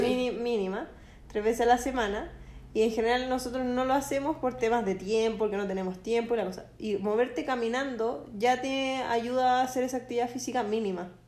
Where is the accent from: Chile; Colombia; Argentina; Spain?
Chile; nosotros como chilenos